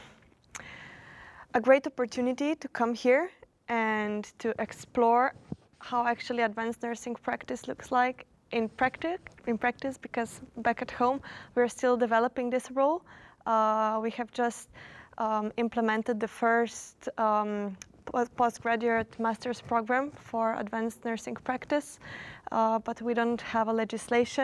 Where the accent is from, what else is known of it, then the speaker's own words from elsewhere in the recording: Slovenia; I am from Slovenia